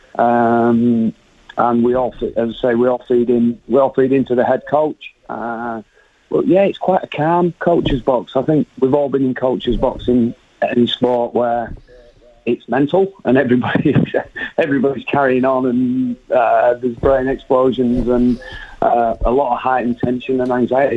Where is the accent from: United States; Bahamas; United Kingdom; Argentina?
United Kingdom; England; moved away as an adult; now in New Zealand; as an English guy coming in here